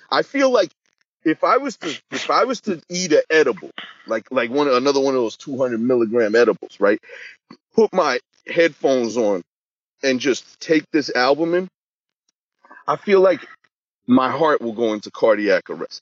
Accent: Boston, Massachusetts, United States; I'm from Boston.

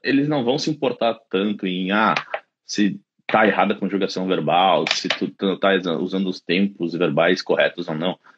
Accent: Caxias do Sul, Rio Grande do Sul, Brazil; moved away as an adult; also born or lived in London, United Kingdom; now in Dublin, Ireland; eu sou de Caxias do Sul, na Serra Gaúcha.

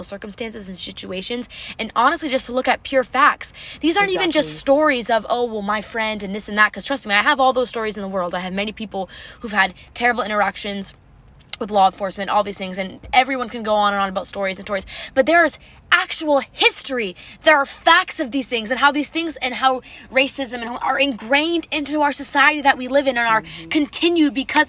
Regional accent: United States; as an American

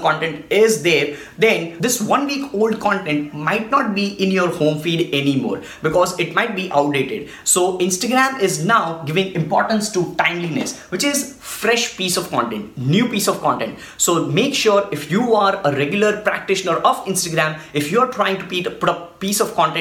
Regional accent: India; I'm from India

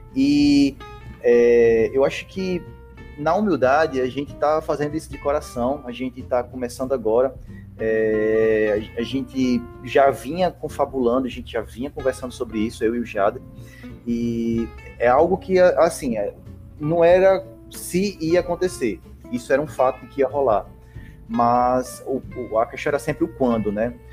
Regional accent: Rio Grande do Norte, Brazil; que é onde a gente mora. A gente é do Rio Grande do Norte.

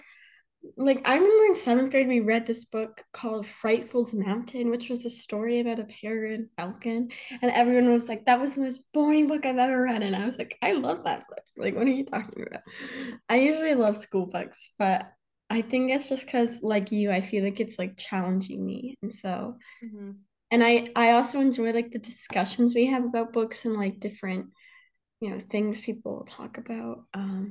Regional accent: Charlotte, North Carolina, United States; I'm from Charlotte, North Carolina

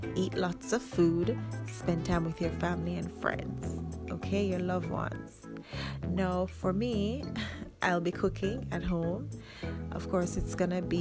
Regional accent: Jamaica; I'm Jamaican

